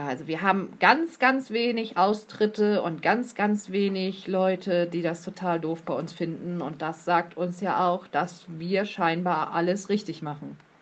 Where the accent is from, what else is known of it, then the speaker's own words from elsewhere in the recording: Plön district, Schleswig-Holstein, Germany; Ich komme aus Kreisplön. Das liegt ebenfalls in Schleswig-Holstein.